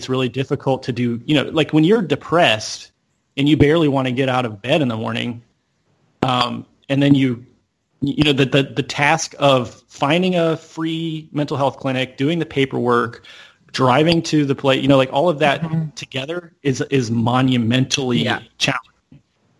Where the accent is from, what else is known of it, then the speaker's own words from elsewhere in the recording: Deep South, United States; I grew up in the Deep South, right? So, you know, most of my friends at that time, it was very conservative.